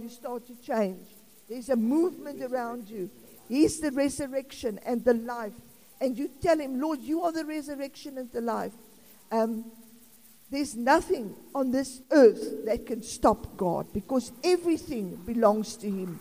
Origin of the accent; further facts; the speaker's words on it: South Africa; I'm South African